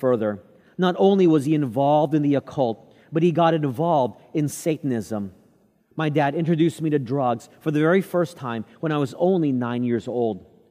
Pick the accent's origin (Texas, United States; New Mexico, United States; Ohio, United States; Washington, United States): Texas, United States; Growing up in Texas